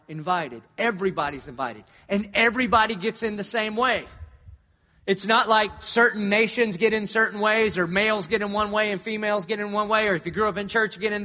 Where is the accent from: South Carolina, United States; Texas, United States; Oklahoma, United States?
South Carolina, United States; Dillon; moved away; I grew up in Dillon, South Carolina